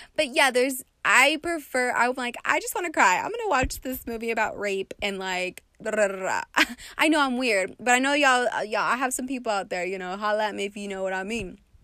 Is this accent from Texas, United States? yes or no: yes; West Texas, United States; now in Las Vegas, United States; I come from West Texas